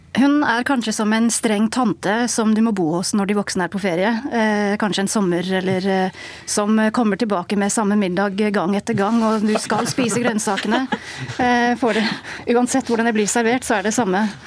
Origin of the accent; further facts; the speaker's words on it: England, United Kingdom; moved away as an adult; now in Norway; Jeg har bodd i Norge i 14 år. Og jeg er engelsk, oppvokst i England